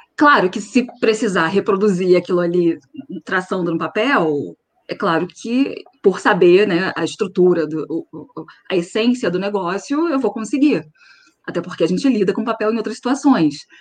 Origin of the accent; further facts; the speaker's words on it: Nova Friburgo, Rio de Janeiro, Brazil; Eu sou de Nova Friburgo